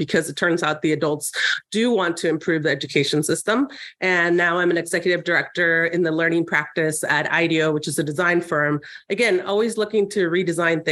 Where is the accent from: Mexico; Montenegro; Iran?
Mexico; Tijuana, Baja California; moved away; also born or lived in San Diego, California, United States; I grew up in Tijuana and then San Diego.